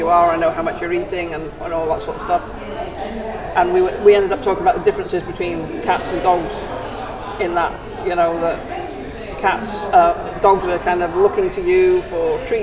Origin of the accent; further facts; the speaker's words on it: Anglesey, North Wales, United Kingdom; moved away; also born or lived in Stockport / Watford; I'm Welsh, right? So I was born and brought up on Anglesey in North Wales. Spent a year or two out of it, but most of the time was Anglesey, North Wales